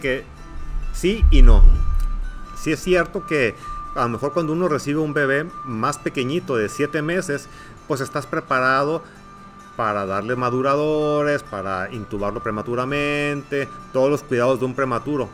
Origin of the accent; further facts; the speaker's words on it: Ensenada, Baja California, Mexico; moved away as an adult; also born or lived in Tijuana; now in Hermosillo, Mexico; Yo soy originario de Ensenada, de Ensenada, Baja California